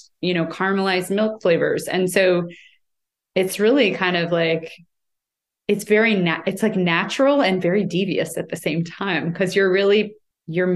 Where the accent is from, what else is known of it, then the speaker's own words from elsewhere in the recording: United States; I'm American